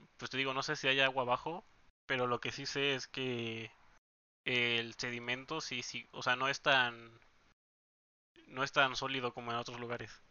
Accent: Oaxaca, Mexico; now in Guadalajara, Mexico; estuvimos todo el tiempo en Oaxaca y ahí crecimos

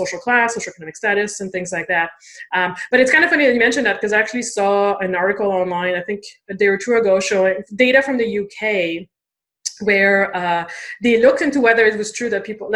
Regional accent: Canada; I am French Canadian

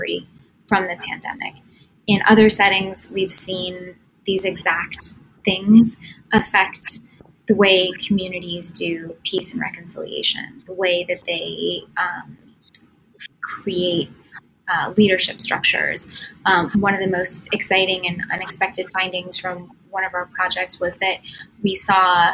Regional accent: United States; as an American

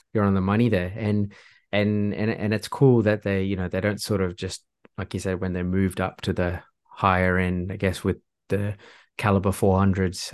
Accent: Singapore; moved away; I'm originally from Singapore

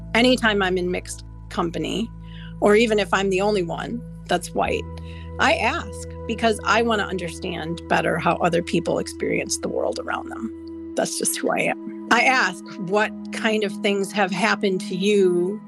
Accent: just north of Milwaukee, Wisconsin, United States; So I grew up just north of Milwaukee, the city of Milwaukee, in an area that was rural

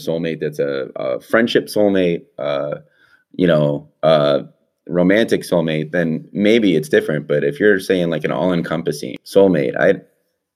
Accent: Michigan, United States; I'm a guy that's born and raised in Michigan

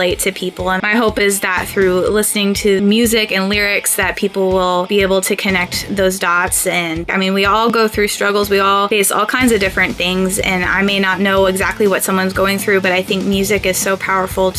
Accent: Northwest Arkansas, United States; we're from Northwest Arkansas. There's a lot of rock that's come out of this area, and it's inspired us. We grew up liking a lot of local bands

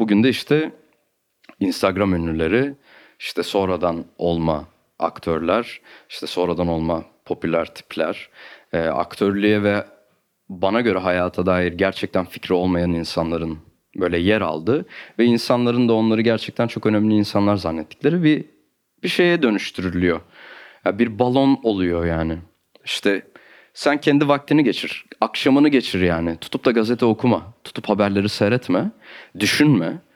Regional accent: Istanbul, Turkey; also born or lived in Ankara / Artvin; Benim çocukluğum Kadıköy'de geçti.

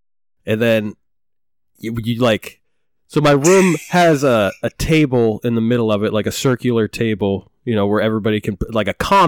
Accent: Maine, United States; Growing up in Maine. Origin Maine.

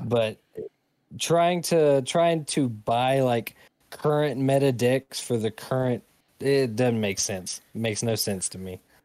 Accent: United States; being an American

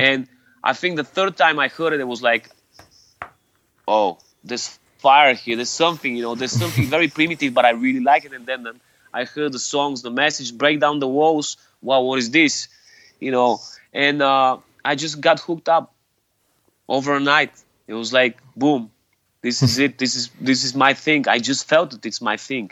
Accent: Sofia, Sofia City, Bulgaria; I was born and raised in in Sofia, mm-hmm. the capital of Bulgaria.

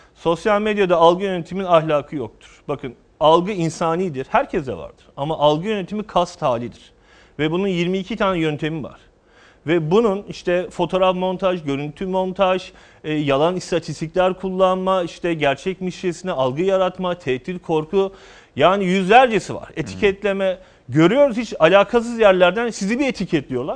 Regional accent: Karabük, Karabük Province, Turkey; moved away; also born or lived in Ankara / Eskişehir; Karabük doğumluyuz. Ankara'da yüksek öğrenimimizi yaptık.

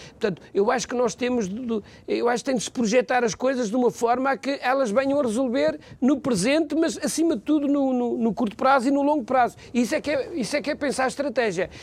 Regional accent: Macedo de Cavaleiros, Bragança District, Portugal; eu sou de Macedo Cavaleiros, sou daquela região

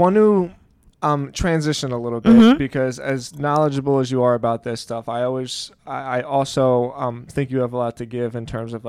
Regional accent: Philadelphia, Pennsylvania, United States; moved away; she's from Boston and I'm from Philly

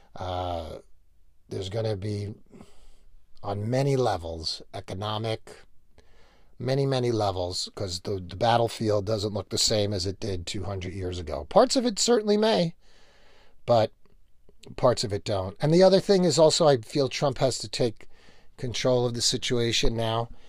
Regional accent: New York, United States; I grew up in New York

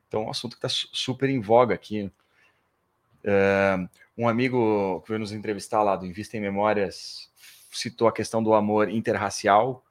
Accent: Porto Alegre, Rio Grande do Sul, Brazil; moved away as an adult; also born or lived in São Paulo; sou de Porto Alegre.

